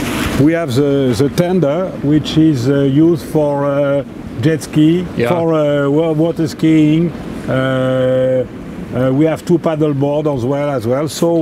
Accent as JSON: {"language": "English", "town": "Nice", "region": "Provence-Alpes-Côte d'Azur", "country": "France", "tie": "born or raised there", "said": "Nice is my hometown."}